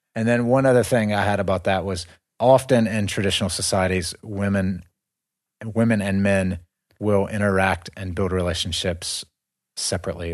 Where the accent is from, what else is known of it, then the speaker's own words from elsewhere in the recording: United States; moved away; we are from the West. We're from America